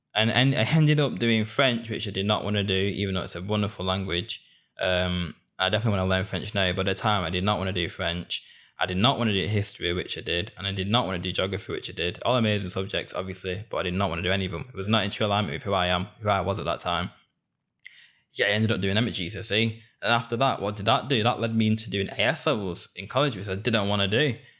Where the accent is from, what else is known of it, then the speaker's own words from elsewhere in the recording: Bolton, North West England, United Kingdom; also born or lived in Hounslow; born in Hounslow, and I was raised in Bolton. Born in the South, and I was raised up north. Being a northerner in England is a massive part of who I am.